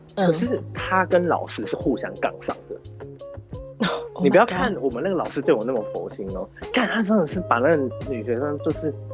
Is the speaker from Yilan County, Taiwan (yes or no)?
yes; Yilan County, Taiwan; moved away; 国小的期间，我有转回，我有转到宜兰过一次，因为宜兰是我老家